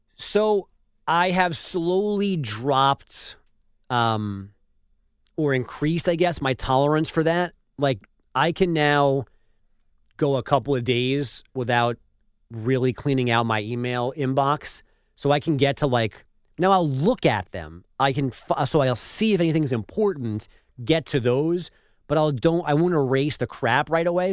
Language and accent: English; New York City, New York, United States; I'm from Glendale, Queens